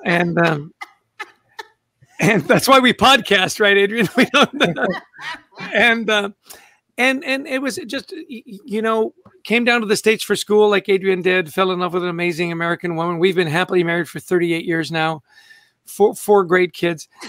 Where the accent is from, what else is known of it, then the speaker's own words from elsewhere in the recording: Vancouver, British Columbia, Canada; also born or lived in Edmonton, Alberta; born in Edmonton, grew up in Vancouver, British Columbia, spectacularly beautiful city